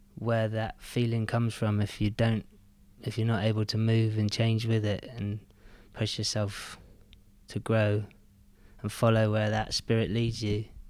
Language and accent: English; Penzance, South West England, United Kingdom; moved away; also born or lived in Newlyn; I grew up in Newlyn, and then we moved to Penzance when I was seven or eight.